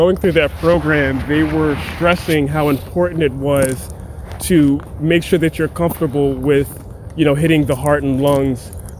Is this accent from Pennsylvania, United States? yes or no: yes; Philadelphia, Pennsylvania, United States; In Philly. Grew up in Mount Airy.